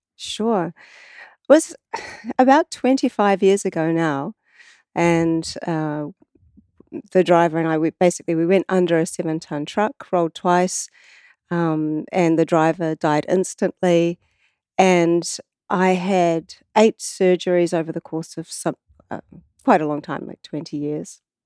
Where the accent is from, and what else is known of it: New Zealand